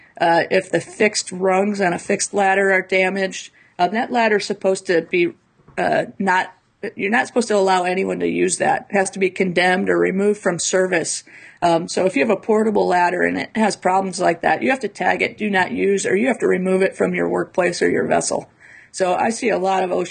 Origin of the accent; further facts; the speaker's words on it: Midwest, United States; I grew up in the Midwest.